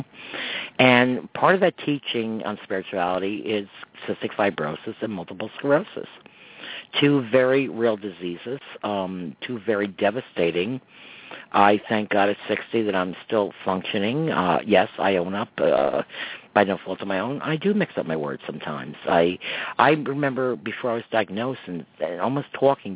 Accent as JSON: {"language": "English", "town": "Croton-on-Hudson", "region": "New York", "country": "United States", "tie": "born or raised there", "said": "people that I grew up with in Croton"}